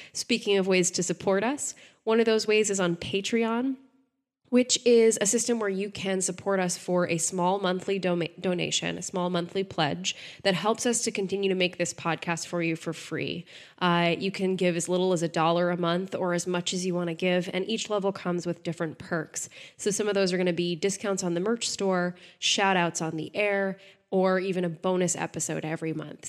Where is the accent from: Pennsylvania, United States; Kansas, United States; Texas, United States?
Texas, United States; I'm from Texas